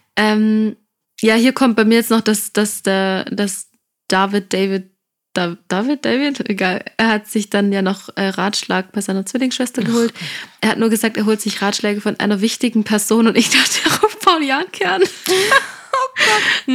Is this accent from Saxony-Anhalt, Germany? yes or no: no; Stuttgart, Baden-Württemberg, Germany; wir kommen aus Stuttgart